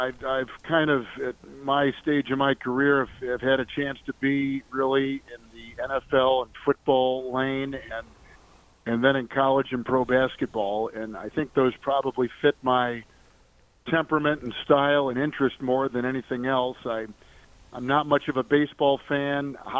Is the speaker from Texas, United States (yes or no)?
no; Green Bay, Wisconsin, United States; now in Kansas City, United States; I grew up in Green Bay, which is about as cold as the moon is in the wintertime.